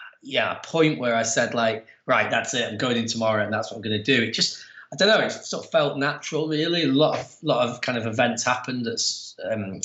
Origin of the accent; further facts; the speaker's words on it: Preston, North West England, United Kingdom; moved away as an adult; now in Manchester, United Kingdom; I'm from a small town kind of about an hour away from here up in the Northwest called Preston.